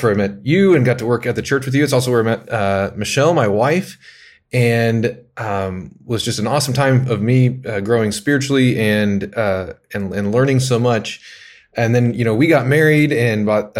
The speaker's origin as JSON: {"language": "English", "town": "Lincoln", "region": "Nebraska", "country": "United States", "tie": "born or raised there", "also_born_or_lived": "Kansas City", "moved": "as an adult", "said": "I grew up in Lincoln, in Nebraska, and loved it there"}